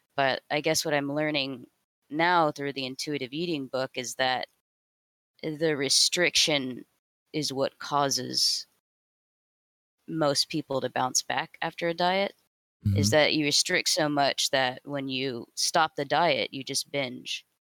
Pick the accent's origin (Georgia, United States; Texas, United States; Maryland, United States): Texas, United States; Houston; I grew up in Houston, Texas